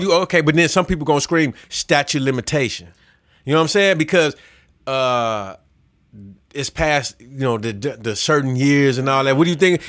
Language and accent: English; Chicago, Illinois, United States; I'm from Chicago.